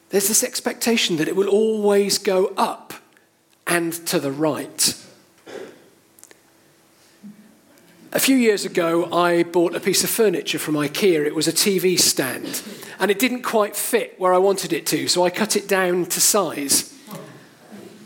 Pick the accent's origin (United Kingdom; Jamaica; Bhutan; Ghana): United Kingdom; Cheltenham, South West England; now in Sevenoaks, United Kingdom; I grew up in Cheltenham, I now live in Sevenoaks